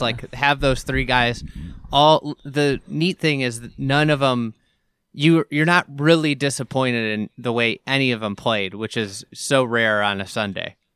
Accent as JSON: {"language": "English", "town": "Chicago", "region": "Illinois", "country": "United States", "tie": "born or raised there", "said": "this is my hometown event"}